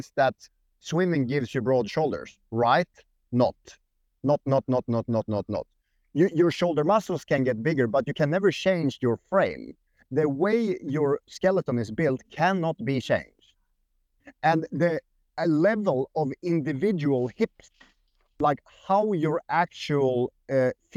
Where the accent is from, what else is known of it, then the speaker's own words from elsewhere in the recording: Sweden; accent: Swedish; English is a second language; moved away; also born or lived in Norway; I had like a Swedish accent